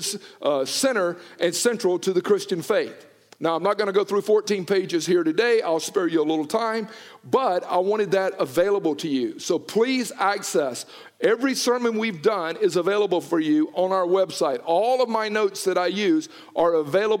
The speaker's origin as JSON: {"language": "English", "country": "United States", "tie": "born or raised there", "said": "I grew up in the Bible Belt down in Noonan"}